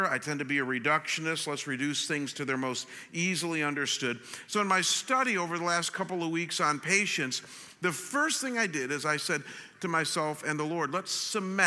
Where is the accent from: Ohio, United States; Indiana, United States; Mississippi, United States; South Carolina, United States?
Ohio, United States; Cleveland; moved away; I'm from Cleveland